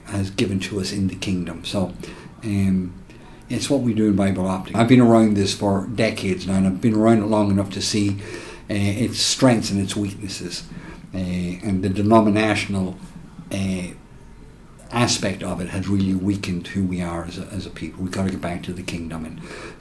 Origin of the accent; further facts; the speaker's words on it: Ireland; now in United States; I'm from Ireland, born and reared